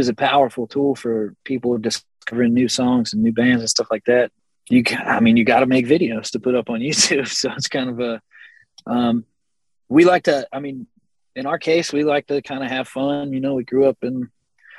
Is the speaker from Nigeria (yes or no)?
no; Texas, United States; We're from Texas